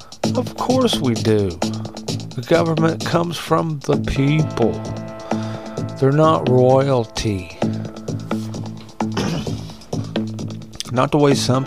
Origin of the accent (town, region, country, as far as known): United States